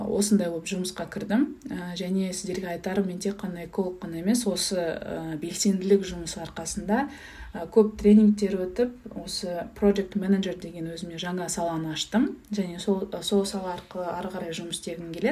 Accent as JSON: {"language": "Kazakh", "country": "Kazakhstan", "tie": "born or raised there", "moved": "yes", "said": "өйткені өзім ауылда тудым ауылда өстім"}